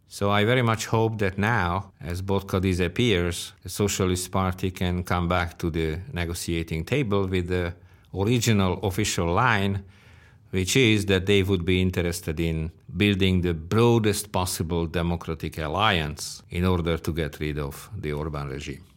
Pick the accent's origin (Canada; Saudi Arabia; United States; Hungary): Hungary; I was born in the Stalinist system